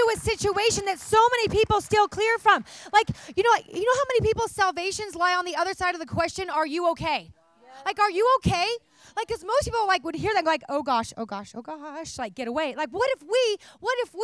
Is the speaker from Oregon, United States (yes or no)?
yes; Oregon, United States; now in California, United States; I'm from Oregon originally